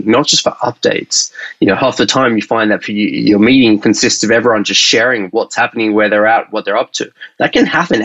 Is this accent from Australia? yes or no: yes; Australia; accent: Australian; now in San Francisco, United States; I'm typically based in San Francisco, originally from Australia. That's my accent.